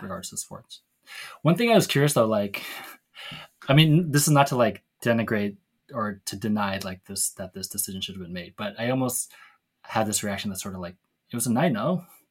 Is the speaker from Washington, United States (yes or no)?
yes; Seattle, Washington, United States; Tammy and me growing up in Seattle